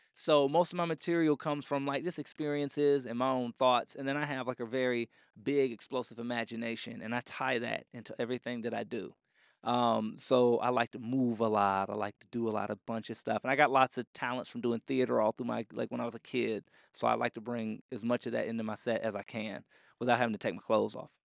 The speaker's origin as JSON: {"language": "English", "town": "Orlando", "region": "Florida", "country": "United States", "moved": "yes", "lives_now": "Phoenix, United States", "said": "I'm from Orlando, Florida. That's home."}